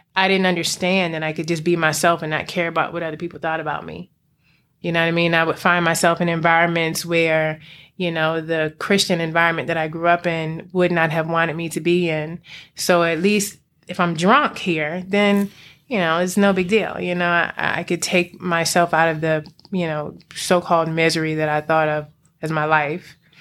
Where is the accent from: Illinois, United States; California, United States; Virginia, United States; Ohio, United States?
Virginia, United States; Alexandria; also born or lived in Prince George's County, Maryland; I grew up in the D M V. Um, I was in P G County for a while and then Alexandria, Virginia